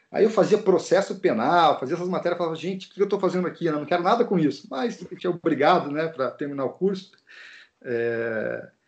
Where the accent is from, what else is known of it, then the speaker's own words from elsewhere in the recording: Curitiba, Paraná, Brazil; eu sou natural de Curitiba, no Paraná, e eu queria morar na praia que eu surfava naquela época ainda